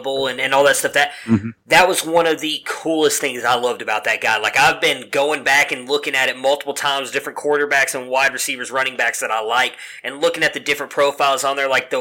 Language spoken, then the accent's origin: English; Cleveland, Ohio, United States; moved away as an adult; now in Texas, United States; Even though I still claim Cleveland as my hometown, I have lived here longer.